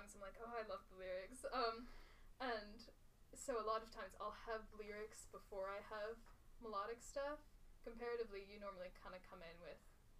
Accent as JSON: {"language": "English", "area": "near St. Cloud", "region": "Minnesota", "country": "United States", "said": "I'm from, like, 30 minutes north. Kind of near St. Cloud area."}